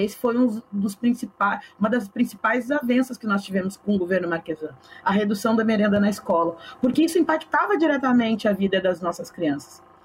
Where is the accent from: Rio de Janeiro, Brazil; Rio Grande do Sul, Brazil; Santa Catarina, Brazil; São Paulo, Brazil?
Rio Grande do Sul, Brazil; Porto Alegre; Eu nasci e me criei na Vila Cruzeiro